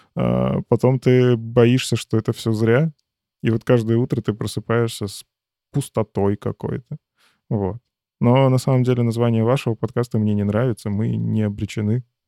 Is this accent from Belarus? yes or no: yes; Belarus; Это моя страна, я здесь родился, я здесь вырос